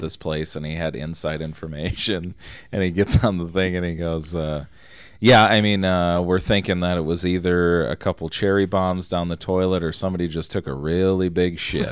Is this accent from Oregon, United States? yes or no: no; Minnesota, United States; born or raised there